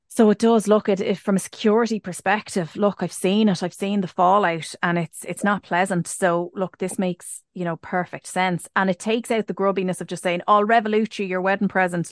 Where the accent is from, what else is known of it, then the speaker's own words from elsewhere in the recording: Ireland; us being Irish